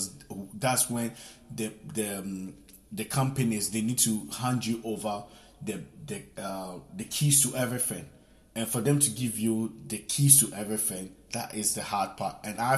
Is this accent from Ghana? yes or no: yes; Ghana; moved away as an adult; also born or lived in Italy; I'm from Ghana. I came here when I was probably 19. I came from Italy, and I've been working in the hospitality sector for the past 10 years.